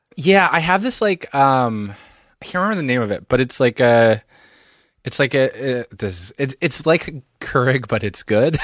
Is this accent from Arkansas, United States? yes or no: no; Philadelphia, Pennsylvania, United States; also born or lived in Montreal; I'm from Philadelphia, suburban Philadelphia